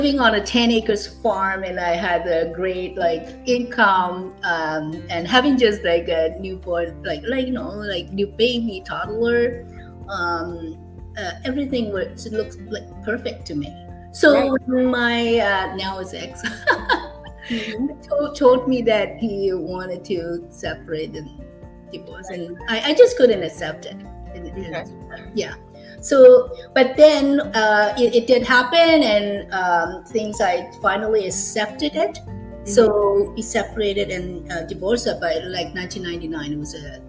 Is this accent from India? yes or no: no; Hong Kong; moved away as an adult; now in Canada; I actually was born and raised in Hong Kong. I finished high school, I came to Canada for higher education for university